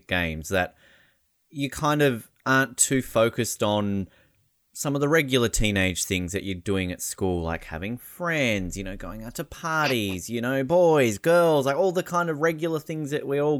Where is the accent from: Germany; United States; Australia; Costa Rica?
Australia; also born or lived in Canada; as an Australian